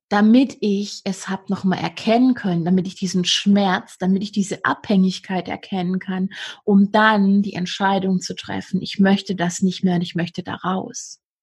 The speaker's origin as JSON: {"language": "German", "region": "Swabia", "country": "Germany", "accent": "Swabian", "said": "ich bin aus dem Schwabenland, ich darf frägst benutzen"}